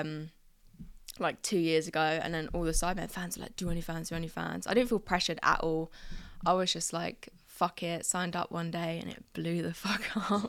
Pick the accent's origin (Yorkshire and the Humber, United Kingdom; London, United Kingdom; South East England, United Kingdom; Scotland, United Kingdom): South East England, United Kingdom; Crawley; moved away as an adult; now in near Birmingham, United Kingdom; I was brought up in a little small town called Crawley